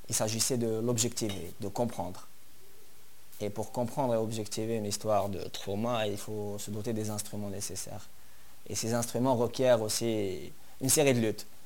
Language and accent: French; Algiers, Algiers Province, Algeria; moi je suis né à Alger, vers euh, J'habite euh, vers le quartier de Bollorén